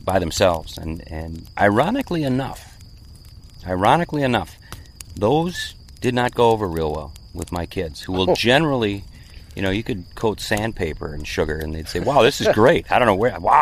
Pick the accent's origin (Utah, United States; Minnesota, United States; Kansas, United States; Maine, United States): Minnesota, United States; born and raised in Minnesota, lived here